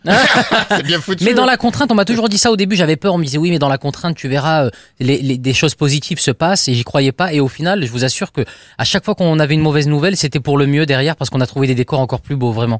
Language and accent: French; Gard, Occitania, France; je suis né dans le Gard, ils m'ont emmené dans les Cévennes.